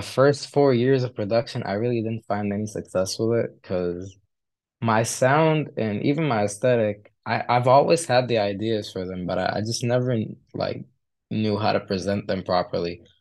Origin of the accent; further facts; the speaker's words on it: Kuwait; moved away as an adult; also born or lived in Egypt; now in United Kingdom; I'm from Egypt, and I, I lived, like, for, like, three years over there. I've lived for my childhood, and then I moved to Kuwait with my parents.